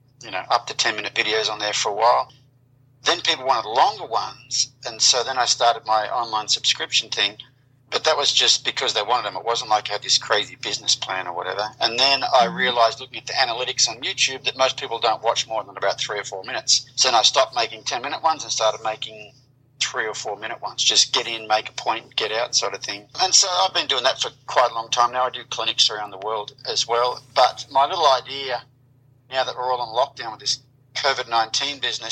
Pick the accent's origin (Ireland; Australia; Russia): Australia; moved away as an adult; now in United States; born in Australia, grew up on a 1,200-acre sheep and wheat farm there, rode horses as a kid, came to America in 1990